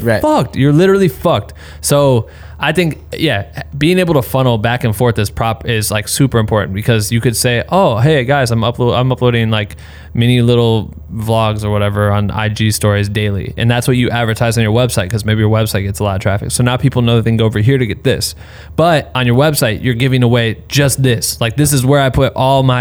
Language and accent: English; Iowa, United States; I'm from Iowa, so we have tornadoes